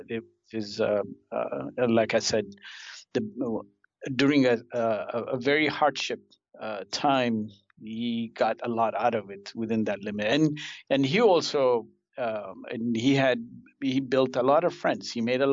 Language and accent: English; Kenya; born there; I was born in Kenya.